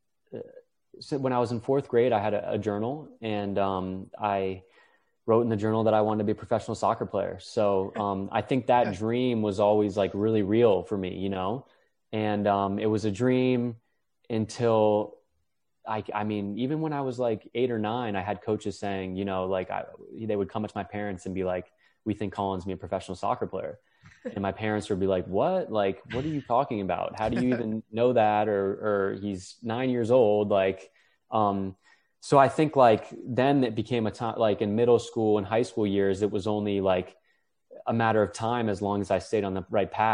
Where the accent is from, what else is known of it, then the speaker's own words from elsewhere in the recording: Chevy Chase, Maryland, United States; We grew up in the Chevy Chase area